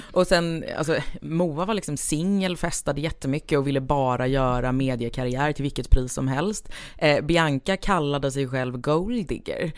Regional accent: Stockholm, Stockholm County, Sweden; also born or lived in Lidingö / countryside; jag är född på eh, Östermalm och hela min släkt är östermalmare

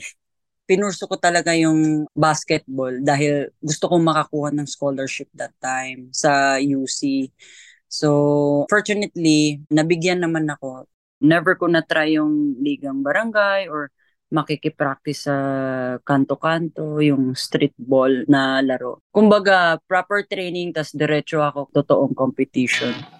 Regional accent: Argao, Central Visayas, Philippines; Sa hometown ko, sa Argao, Cebu

